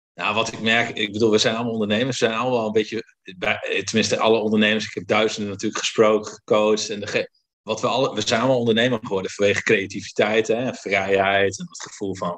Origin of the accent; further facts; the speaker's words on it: Friesland, Netherlands; Ik kom uit Friesland, dus ook wel zuinig opgevoed.